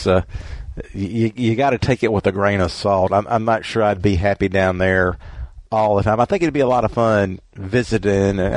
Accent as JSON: {"language": "English", "region": "Mississippi", "country": "United States", "tie": "born or raised there", "said": "I grew up in Mississippi"}